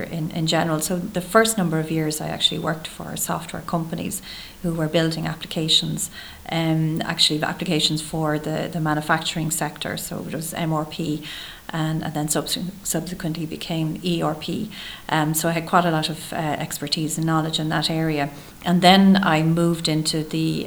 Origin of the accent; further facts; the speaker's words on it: Dublin, Leinster, Ireland; I grew up in Terenure